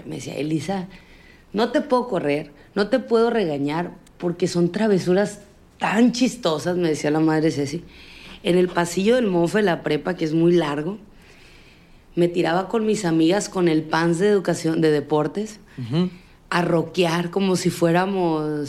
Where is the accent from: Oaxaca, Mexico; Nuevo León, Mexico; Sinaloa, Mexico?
Sinaloa, Mexico; en mi tierra